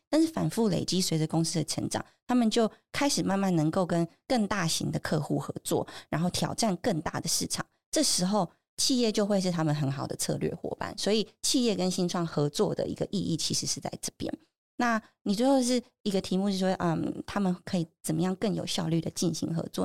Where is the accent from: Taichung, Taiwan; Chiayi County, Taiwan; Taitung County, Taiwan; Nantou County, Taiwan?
Taichung, Taiwan; now in Taipei, Taiwan; 我是台中人